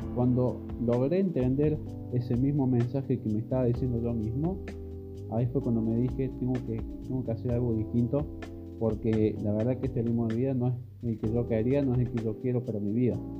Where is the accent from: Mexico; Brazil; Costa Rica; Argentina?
Argentina; Córdoba; yo soy de Córdoba, Argentina